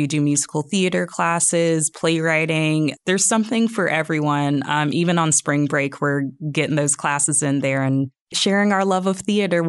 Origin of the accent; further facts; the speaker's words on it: Jacksonville, Florida, United States; moved away as an adult; also born or lived in Orlando, Florida; now in Northwest Arkansas, United States; I'm originally from Florida.